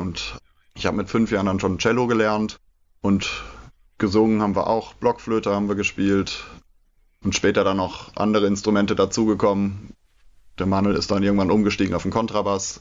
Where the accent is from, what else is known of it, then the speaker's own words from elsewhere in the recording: Mainz, Rhineland-Palatinate, Germany; Wir sind gebürtig, also in Laubenheim groß geworden, da auch zur Grundschule und im Kindergarten gewesen und dann den Rest der Laufbahn in Mainz im Gymnasium gemacht